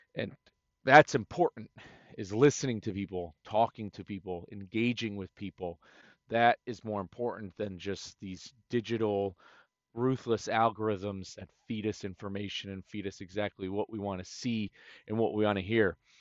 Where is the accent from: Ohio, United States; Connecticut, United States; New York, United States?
Connecticut, United States; moved away; I am originally from Connecticut